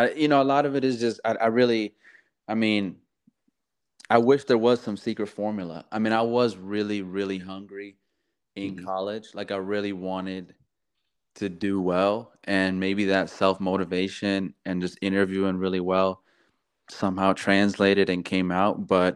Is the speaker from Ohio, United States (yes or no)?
yes; Ohio, United States; Because all the other schools were great, but just growing up in Ohio, like California was just so different.